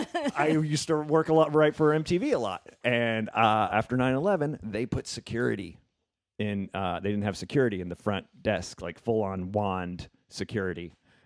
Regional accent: New Jersey, United States; moved away as an adult; also born or lived in Memphis, Tennessee / New York; Yeah, I grew up in New Jersey, and then I moved to New York for a little bit, and then I came out here.

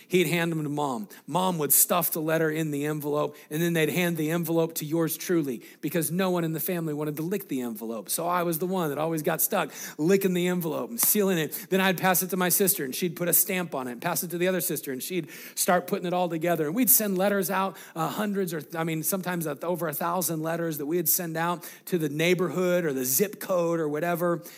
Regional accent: Greeley, Colorado, United States; we grew up in Greeley, Colorado.

